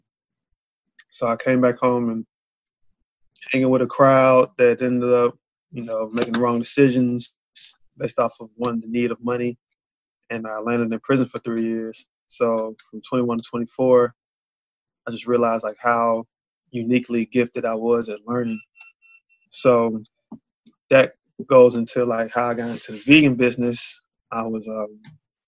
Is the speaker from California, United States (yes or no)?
no; Charlotte, North Carolina, United States; I'm from Charlotte.